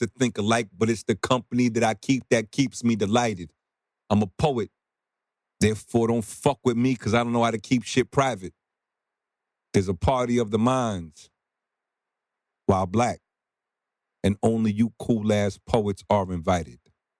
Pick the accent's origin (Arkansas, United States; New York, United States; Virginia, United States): New York, United States; Bronx; growing up in New York, in the Bronx, you blend cultural identities.